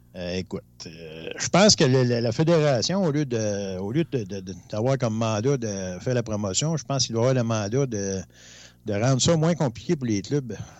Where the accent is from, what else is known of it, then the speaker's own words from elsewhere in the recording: Rouyn-Noranda, Quebec, Canada; je viens de Rouen-Noranda